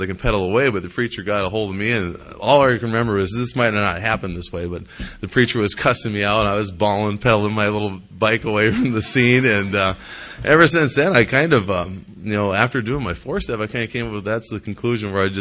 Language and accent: English; Jamestown, North Dakota, United States; I grew up in Jamestown, North Dakota